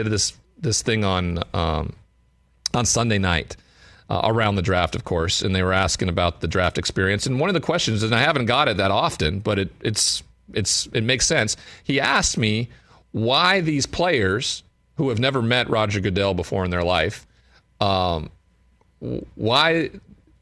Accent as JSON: {"language": "English", "region": "Montana", "country": "United States", "said": "I'm from Montana"}